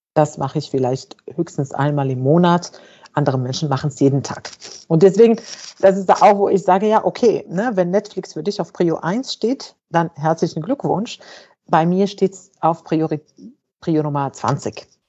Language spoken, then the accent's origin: German; Fez, Fès-Meknès, Morocco; moved away as an adult; now in Germany; also ich bin in Fes geboren und aufgewachsen. Das ist eine Stadt in Marokko